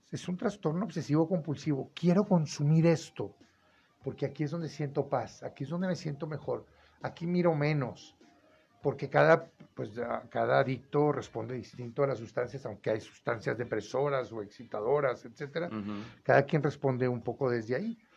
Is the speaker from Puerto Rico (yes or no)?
no; Mexico; en todo el mundo hay esto y los payasos somos los mexicanos, ya hasta el gobierno está dando permiso.